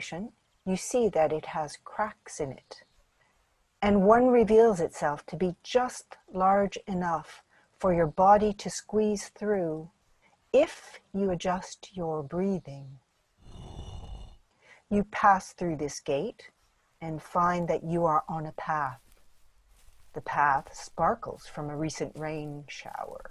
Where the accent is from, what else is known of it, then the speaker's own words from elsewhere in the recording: Toronto, Ontario, Canada; I was born in Toronto and grew up there